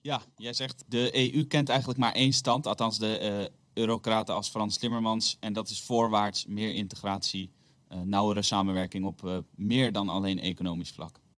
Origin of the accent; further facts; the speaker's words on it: Netherlands; als Nederlanders